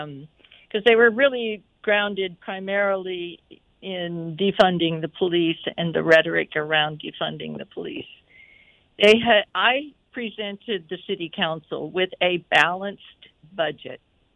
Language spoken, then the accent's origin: English; the South, United States; you and I were raised in the South